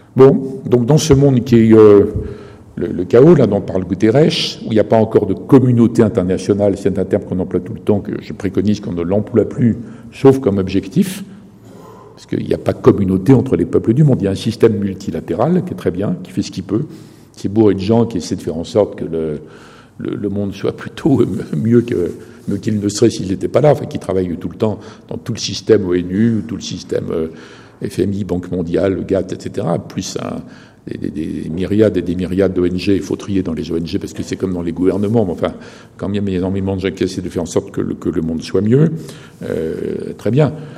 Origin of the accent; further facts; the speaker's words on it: France; en tant que Français